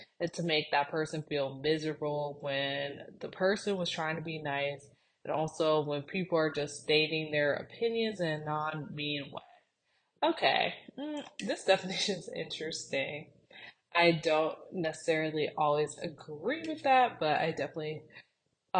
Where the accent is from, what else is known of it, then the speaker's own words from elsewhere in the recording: Cleveland, Ohio, United States; moved away; we are from Cleveland, Ohio.